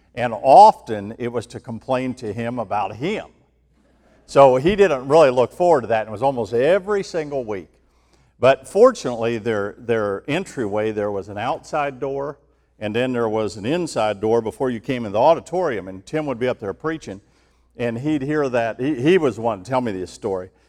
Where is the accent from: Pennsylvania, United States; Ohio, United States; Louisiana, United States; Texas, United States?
Ohio, United States; moved away; growing up in Ohio